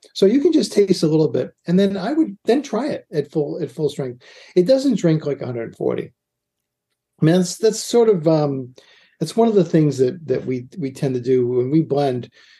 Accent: Boston, Massachusetts, United States; now in New York, United States; I say pecan because I'm from Boston.

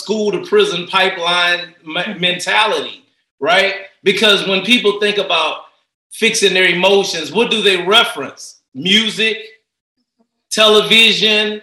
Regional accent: Port Arthur, Texas, United States; moved away as an adult; I'm from Port Arthur, Texas

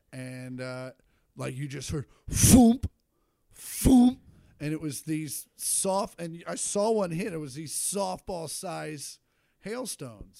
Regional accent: Shawnee, Kansas, United States; moved away; I grew up in Shawnee

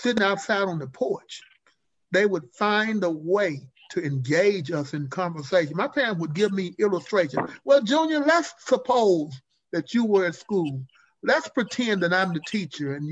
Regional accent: Jackson, Mississippi, United States; I grew up in Jackson, Mississippi.

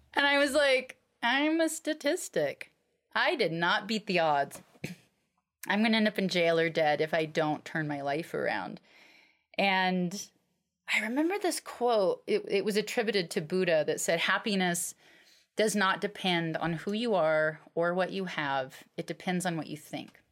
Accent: Alaska, United States; I grew up in Alaska

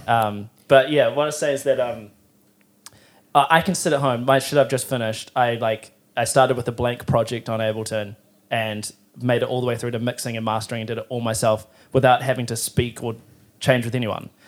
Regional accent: Timaru, Canterbury, New Zealand; now in Auckland, New Zealand; I'm from Timaru

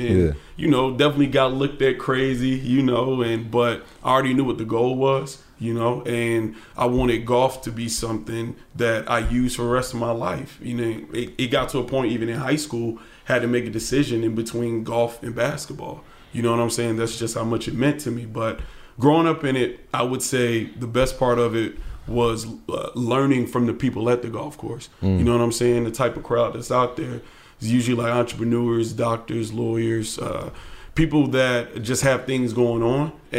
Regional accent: Atlanta, Georgia, United States; I grew up in East Atlanta, and I started playing golf when I was 6 years old.

